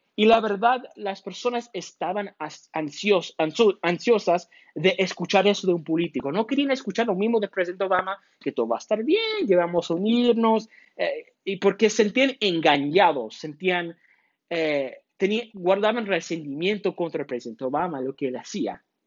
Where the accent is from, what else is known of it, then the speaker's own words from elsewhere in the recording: United States; somos americanos cada uno de nosotros